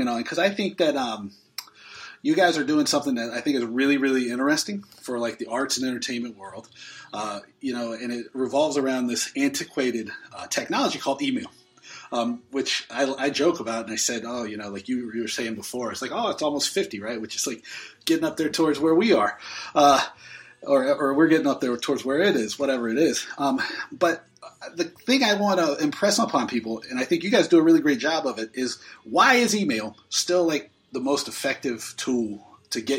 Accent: Bremerton, Washington, United States; I was born in Bremerton

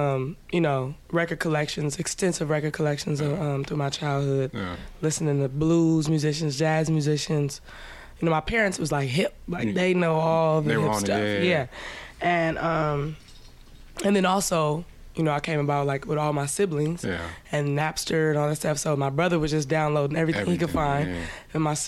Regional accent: Oakland, California, United States; Born in East Oakland.

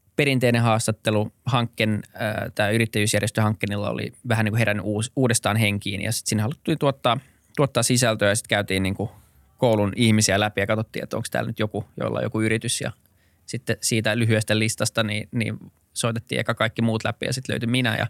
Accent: Helsinki, Uusimaa, Finland; born or raised there; also born or lived in Berkeley, United States / New York, United States

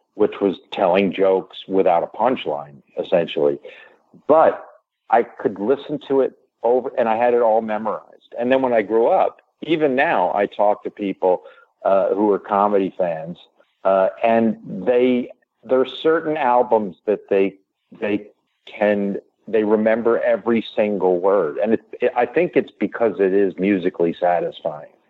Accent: New York, United States; I grew up in New York

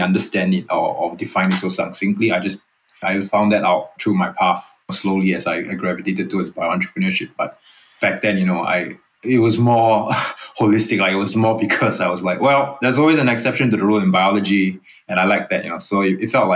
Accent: Singapore; moved away as an adult; also born or lived in Boston; I'm Singaporean, born and raised. I've actually been away for 16 years now

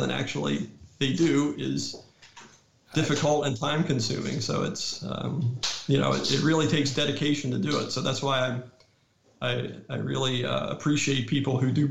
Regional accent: Pennsylvania, United States; moved away; also born or lived in North Carolina; I grew up a New York Yankees fan because I grew up in Pennsylvania

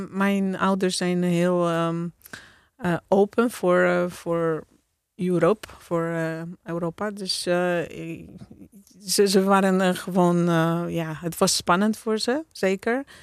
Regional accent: Poland; Dutch is a second language; now in Netherlands

